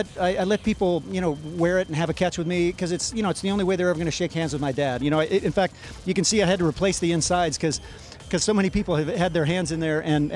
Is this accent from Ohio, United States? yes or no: yes; Ohio, United States; I grew up in Ohio.